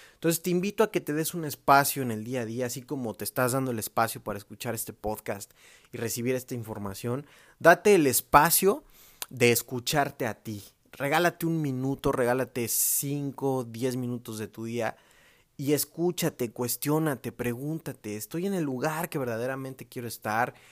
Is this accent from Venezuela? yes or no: no; Mexico; los que somos mexicanos